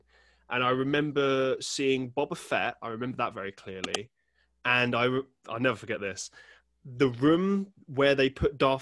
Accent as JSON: {"language": "English", "region": "London", "country": "United Kingdom", "tie": "born or raised there", "said": "I grew up in London"}